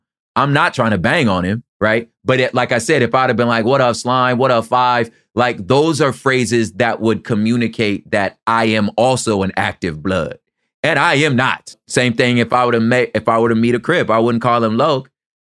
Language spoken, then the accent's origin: English; Southern California, United States; I'm just from the sur. I'm just from Southern California.